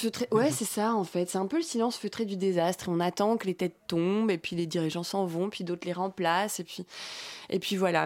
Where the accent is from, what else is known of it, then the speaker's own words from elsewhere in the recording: Brittany, France; moved away; j'ai grandi en Bretagne. Je suis bretonne.